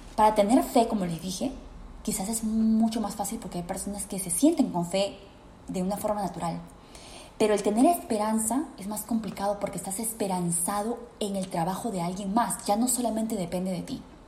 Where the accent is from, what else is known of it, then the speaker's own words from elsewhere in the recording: Peru; en mi país, Perú